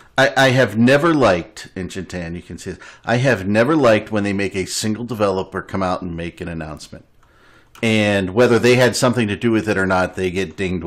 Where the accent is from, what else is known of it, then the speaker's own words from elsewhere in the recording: United States; I'm so American.